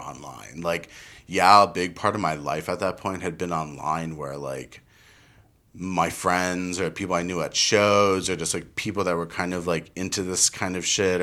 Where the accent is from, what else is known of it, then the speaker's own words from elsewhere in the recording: Summit, New Jersey, United States; Summit High School in New Jersey. I grew up in New Jersey